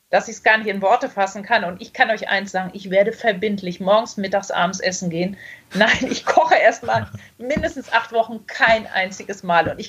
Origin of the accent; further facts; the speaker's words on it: Baltic coast, Germany; Ich bin an der Ostsee groß geworden und immer wenn ich irgendwie stinke sauer war und wütend, bin ich ans Meer gegangen